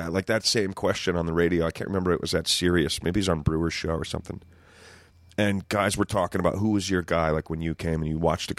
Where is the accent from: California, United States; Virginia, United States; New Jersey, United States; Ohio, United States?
New Jersey, United States; I was from Jersey, so I was like, all right, I'm going to move back.